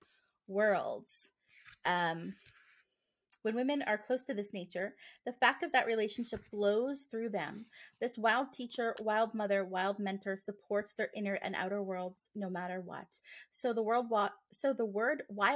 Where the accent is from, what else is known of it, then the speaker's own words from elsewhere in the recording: Nova Scotia, Canada; I'm from Nova Scotia.